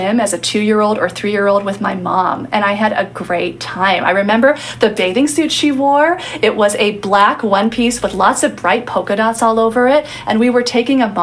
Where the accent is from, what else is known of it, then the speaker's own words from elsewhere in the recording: Santa Monica, California, United States; Santa Monica, my hometown.